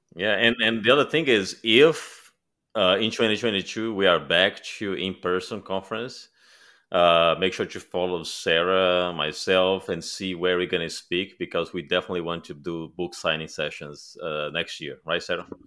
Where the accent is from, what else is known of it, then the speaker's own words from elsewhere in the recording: Brazil; moved away; I'm originally from Brazil